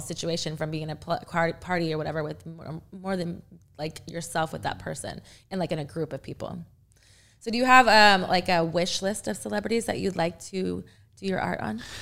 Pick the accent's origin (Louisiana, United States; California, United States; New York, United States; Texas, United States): Texas, United States; now in Louisville, United States; I am actually from Texas